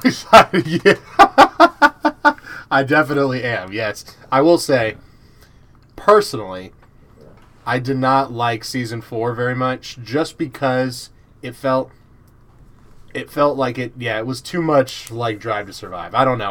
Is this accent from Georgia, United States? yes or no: yes; Georgia, United States; accent: American; I'm from Georgia. I live very close to U G